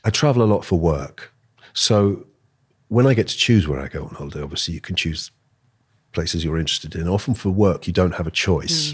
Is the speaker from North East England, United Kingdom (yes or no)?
no; London, United Kingdom; also born or lived in Austria; I was born here in London, and speaking German